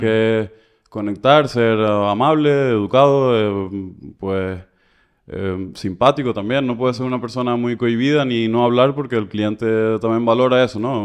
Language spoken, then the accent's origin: Spanish; Canary Islands, Spain; moved away as an adult; also born or lived in Barcelona; salí de Canarias un poco más tarde, pero sí, empezar más o menos 2012